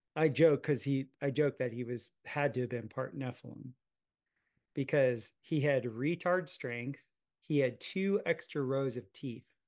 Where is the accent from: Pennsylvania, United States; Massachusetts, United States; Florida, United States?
Florida, United States; South; growing up in South Florida, watching my dad and I would plot hurricanes